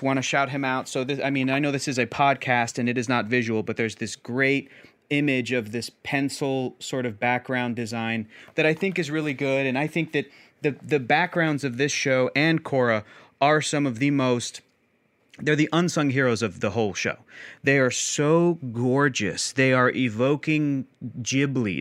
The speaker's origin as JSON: {"language": "English", "town": "San Diego", "region": "California", "country": "United States", "tie": "born or raised there", "said": "I was born and raised in San Diego"}